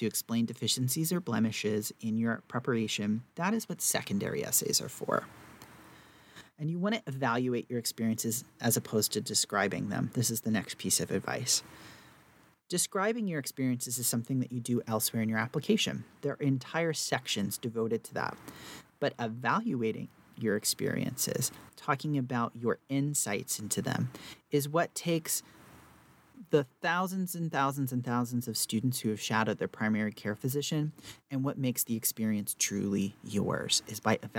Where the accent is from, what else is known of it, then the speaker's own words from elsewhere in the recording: the South, United States; I'm from the South